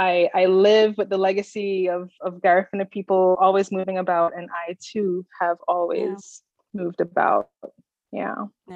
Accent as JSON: {"language": "English", "country": "Jamaica", "tie": "born or raised there", "said": "Growing up in Jamaica, especially going to high school in Jamaica and being elsewhere, at home with my parents, we had the music and my mom took very great care to make sure that I knew our history."}